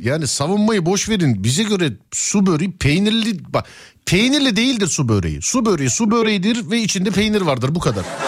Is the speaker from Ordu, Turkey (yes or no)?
no; Istanbul, Turkey; bir İstanbullu olarak